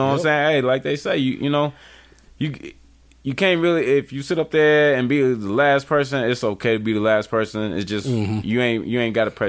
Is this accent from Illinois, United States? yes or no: yes; Chicago, Illinois, United States; South side all day.